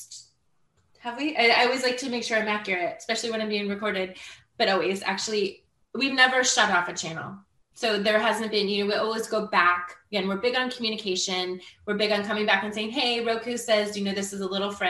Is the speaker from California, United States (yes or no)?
yes; Marin County, California, United States; now in Florida, United States; I'm from Marin County